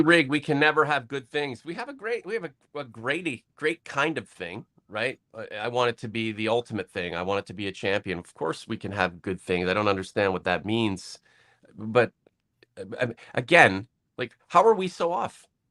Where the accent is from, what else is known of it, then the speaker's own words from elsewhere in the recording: Toronto, Ontario, Canada; just growing up in Toronto, sneaking into the gardens, watching practices.